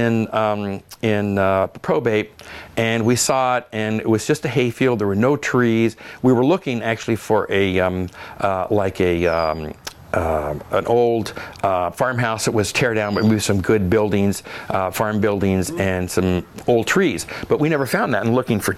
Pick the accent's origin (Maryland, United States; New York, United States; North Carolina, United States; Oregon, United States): Oregon, United States; I grew up in Oregon, and I remember black cap jam as a kid